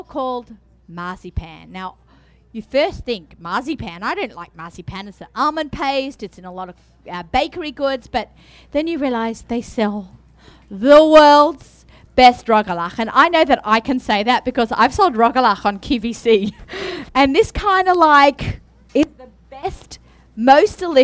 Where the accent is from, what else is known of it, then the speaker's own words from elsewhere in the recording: Australia; moved away; I'm Aussie